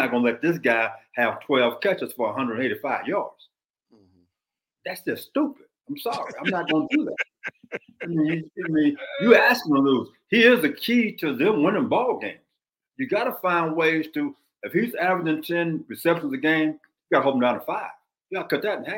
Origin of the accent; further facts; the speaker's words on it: Southwest, United States; moved away; I'm from the Southwest